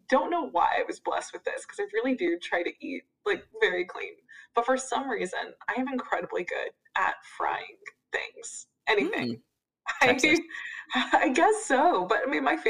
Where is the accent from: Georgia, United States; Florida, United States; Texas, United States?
Texas, United States; I'm from Texas